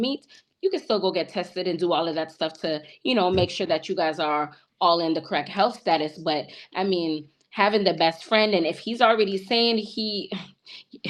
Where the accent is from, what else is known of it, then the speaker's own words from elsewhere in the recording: Canada; I'm from Canada and I have a Caribbean background